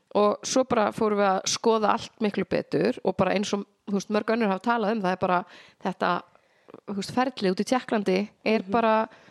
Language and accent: Icelandic; Fáskrúðsfjörður, Eastern Region, Iceland; also born or lived in North Iceland / Reykjavík; now in Reyðarfjörður, Iceland; ég er að austan ég er frá Fáskursfyrði en ég flutti síðan norður